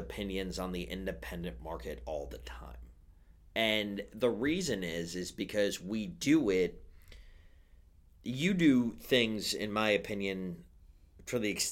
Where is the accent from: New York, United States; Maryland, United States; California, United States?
New York, United States; I don't come from New Jersey. I come from New York